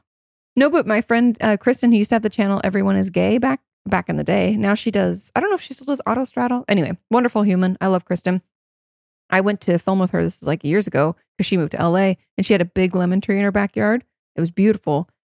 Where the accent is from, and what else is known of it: Washington, United States; moved away